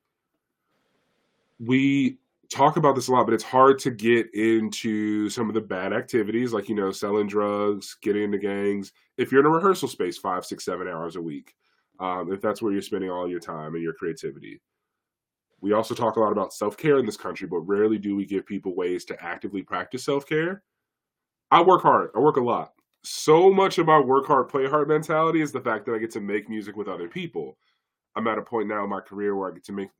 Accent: Chicago, Illinois, United States; I grew up here in Chicago. I grew up in Austin

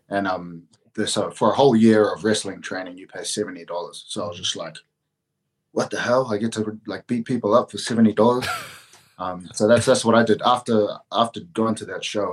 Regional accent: Auckland, New Zealand; Auckland, my oh. hometown

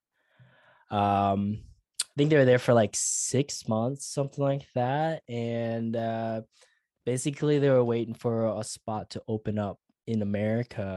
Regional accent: Sioux Falls, South Dakota, United States; now in Queensland, Australia; I was born in Sioux Falls, South Dakota, born and bred

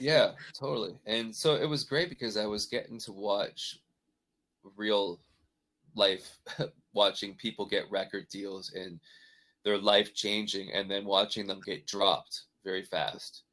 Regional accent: Canada; moved away; also born or lived in Nashville; growing up like that in Canada

